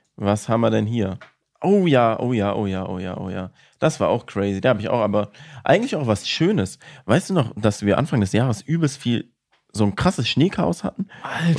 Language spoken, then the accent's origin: German; Villingen-Schwenningen, Baden-Württemberg, Germany; bei uns in Schwenningen